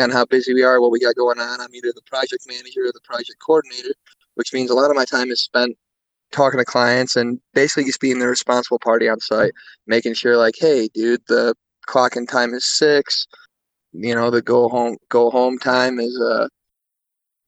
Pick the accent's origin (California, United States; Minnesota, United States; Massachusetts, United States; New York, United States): New York, United States; Syracuse; moved away; around the Syracuse area